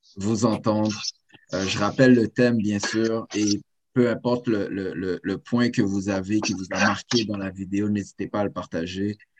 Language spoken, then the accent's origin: French; Saint-Léonard, Quebec, Canada; je suis né à Saint-Léonard